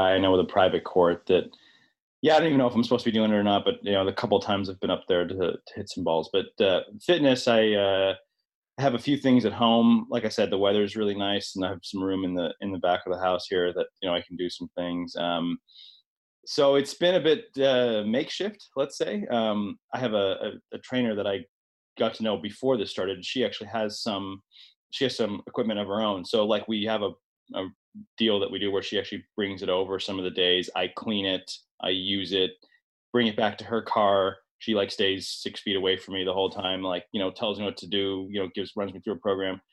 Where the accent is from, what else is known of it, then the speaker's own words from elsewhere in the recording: Indianapolis, Indiana, United States; also born or lived in Northern California; I'm from Indianapolis, which is where my wife and I spend a fair bit of time there.